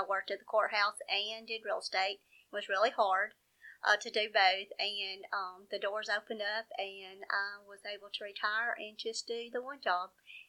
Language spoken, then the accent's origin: English; Jasper, Alabama, United States; also born or lived in Slidell, United States; I'm from Jasper, Alabama, of course, and I've lived here pretty much all my life, except about 2 years. Lived in Louisiana in middle school.